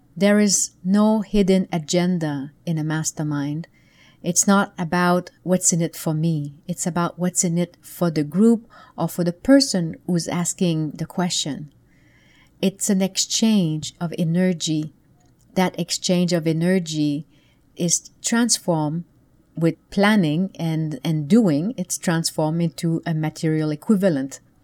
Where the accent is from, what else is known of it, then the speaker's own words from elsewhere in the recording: Canada; moved away; back then I lived in Canada. I'm from Canada originally.